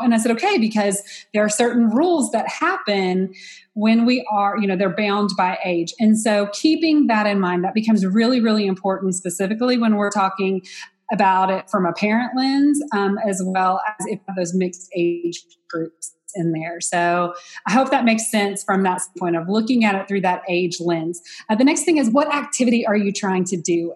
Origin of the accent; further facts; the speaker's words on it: Texas, United States; I'm from Texas, but, um, and that I'm from a small town